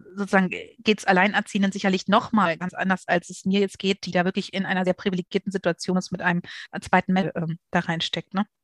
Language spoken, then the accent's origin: German; Berlin, Germany; ich bin geborene Berlinerin